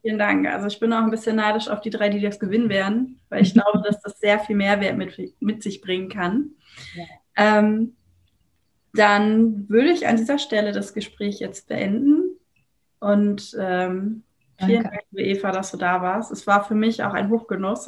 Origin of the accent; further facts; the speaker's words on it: Germany; ich komme aus Deutschland.